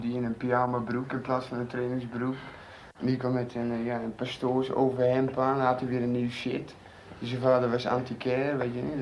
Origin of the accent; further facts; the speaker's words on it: Utrecht, Netherlands; Ik ben een echte Zuilenees. ik ben geboren op getogen op Zuilen.